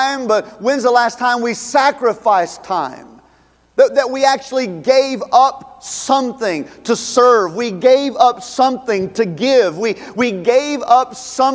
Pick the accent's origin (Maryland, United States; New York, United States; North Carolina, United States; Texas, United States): North Carolina, United States; Charlotte; moved away; Charlotte's my hometown